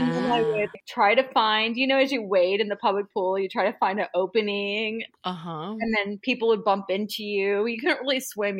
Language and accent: English; Oregon, United States; So when my father was arrested, we grew up really poor in Felony Flats.